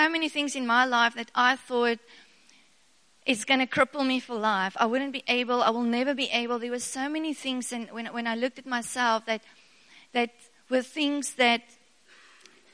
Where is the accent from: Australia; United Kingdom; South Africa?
South Africa; first language Afrikaans; English is a second language; I'm a very Afrikaans girl, and I couldn't speak English to save my life